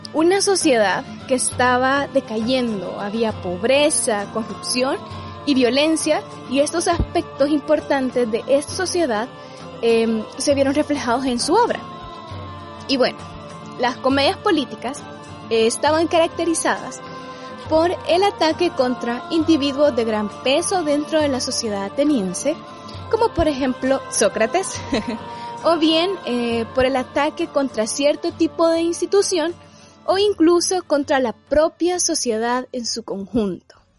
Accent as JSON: {"language": "Spanish", "country": "El Salvador", "said": "a nosotros mismos como sociedad salvadoreña"}